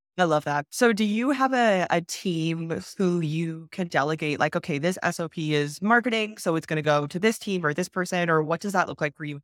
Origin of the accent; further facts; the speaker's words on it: Canada; I'm from Canada